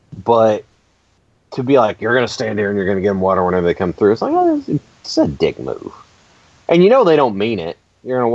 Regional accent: Kentucky, United States; because I grew up in Kentucky

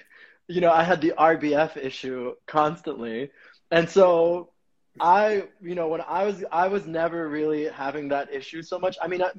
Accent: New York, United States; I've always learned that like as a New Yorker, as someone who grew up in different cultures

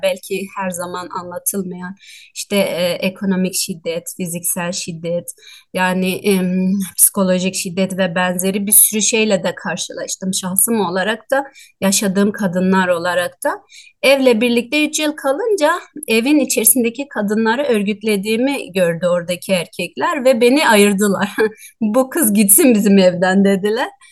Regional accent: Doğubayazıt, Ağrı Province, Turkey; E, Ağrı Doğu Beyazıt ilçesinin Karabulak köyünde doğdum.

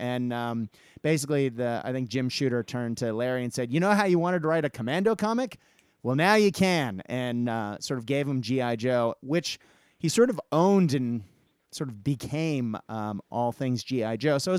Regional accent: Japan; I guess partially I grew up in Japan

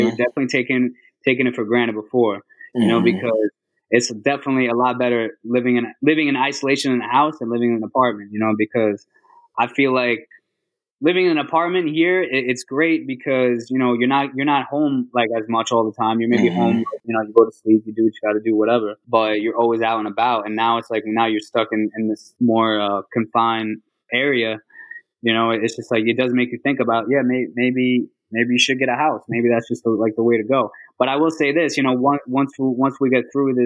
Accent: Long Island, Suffolk County, New York, United States; born or raised there; moved away as an adult; also born or lived in Puerto Rico / Manhattan, New York; now in Queens, New York, United States

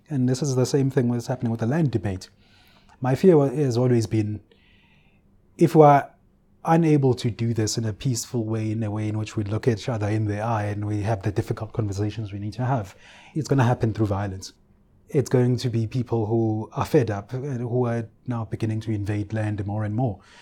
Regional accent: Ulundi, KwaZulu-Natal, South Africa; I grew up in Ulundi, the capital of the Bandar Stat

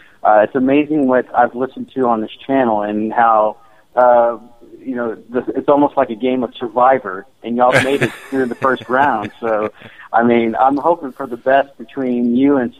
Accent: Texas, United States; I'm a Texan

